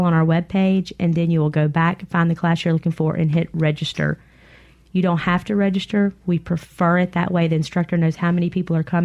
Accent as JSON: {"language": "English", "region": "the Mississippi Delta", "country": "United States", "tie": "born or raised there", "said": "I grew up in the Delta"}